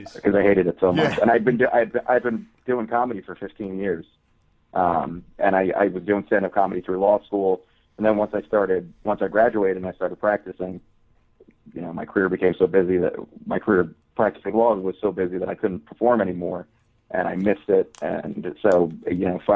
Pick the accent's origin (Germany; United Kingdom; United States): United States; New Jersey; also born or lived in Florida; I'm a Jersey boy. Grew up here. I was born in Florida. Lived there for a year. Been here for the rest of my life. Central Jersey, Jersey Shore.